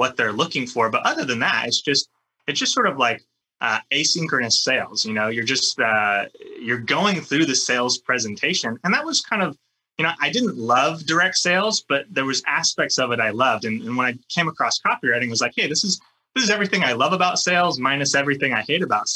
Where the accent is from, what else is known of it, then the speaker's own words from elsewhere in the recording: California, United States; I grew up in California.